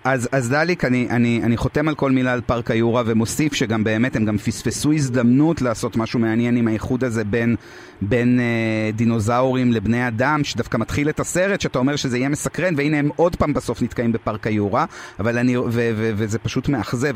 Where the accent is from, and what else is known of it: France